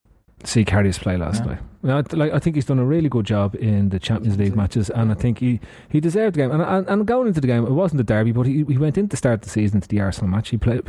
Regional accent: Ireland; As an Irishman

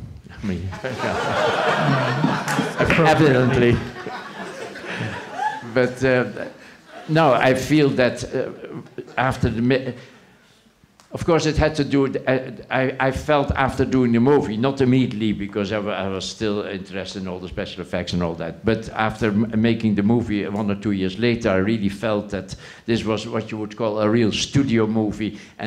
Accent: Netherlands; English is a second language; moved away; I came from Holland, and they presented me the script, and I didn't even know exactly the politics.

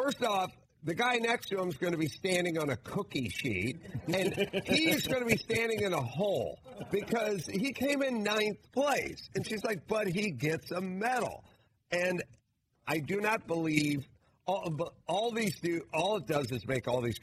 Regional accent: Los Angeles, California, United States; I'm from North Hollywood.

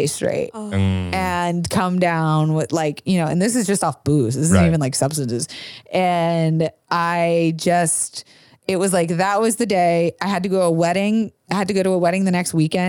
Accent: Florida, United States; I grew up in Florida

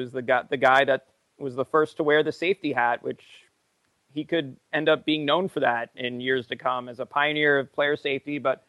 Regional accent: New Jersey, United States; I'm from Central Jersey.

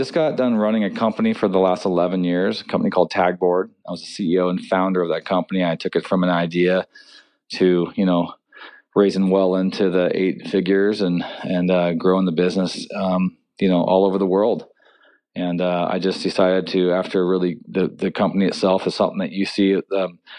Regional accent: Seattle, Washington, United States; Born and raised in Seattle.

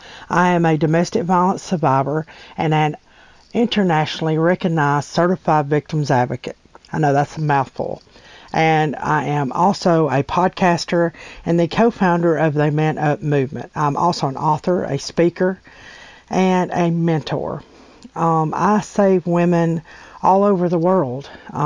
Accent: Alabama, United States; I'm from Alabama, by the way.

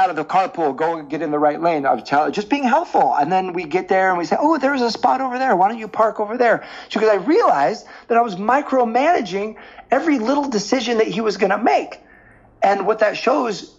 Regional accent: the Northwest, Pacific Northwest, United States; I was from the Northwest.

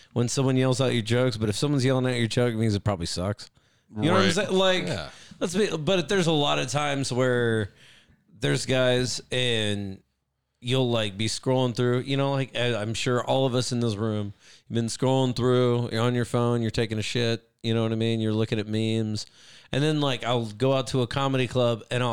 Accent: San Antonio, Texas, United States; also born or lived in Norman, Oklahoma; now in Oklahoma City, United States; I was born in Norman, raised in San Antonio, and I've been back in the Oklahoma City area for like 5 years

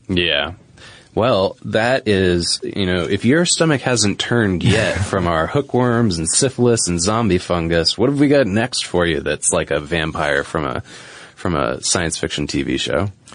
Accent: New England, United States; moved away; where I grew up in New England

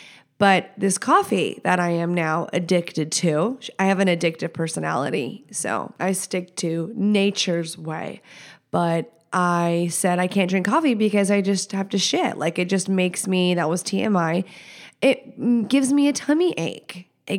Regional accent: Texas, United States; I'm not from here. I'm from Texas.

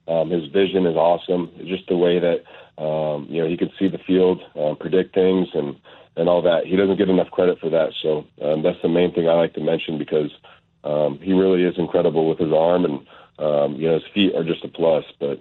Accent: Arizona, United States; I'm from Arizona

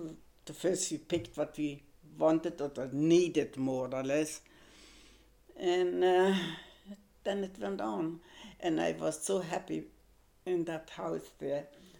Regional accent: Germany; English is a second language; moved away as an adult; now in Australia; I was German

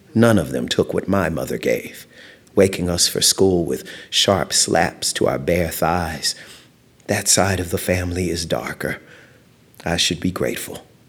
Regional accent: Louisiana, United States; moved away; also born or lived in East Texas / San Diego, California; I grew up in Louisiana

